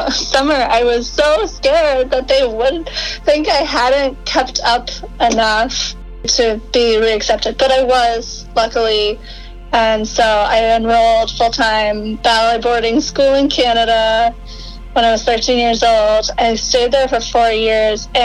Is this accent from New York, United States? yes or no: no; Rochester, Minnesota, United States; moved away; I grew up in Minnesota, Rochester, Minnesota